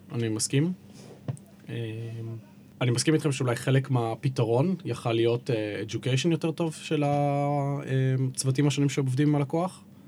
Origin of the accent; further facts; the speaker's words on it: Haifa, Haifa District, Israel; חיפאי כל חיי